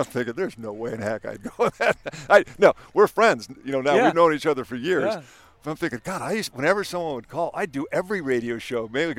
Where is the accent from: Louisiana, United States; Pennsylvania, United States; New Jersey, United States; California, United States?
California, United States; San Diego; we're from San Diego.